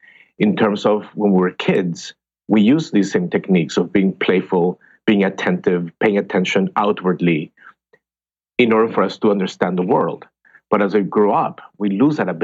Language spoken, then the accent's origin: English; Bogota, Colombia; English is a second language; moved away as an adult; now in United States; I trained as an actor in Colombia. I'm from Bogota, Colombia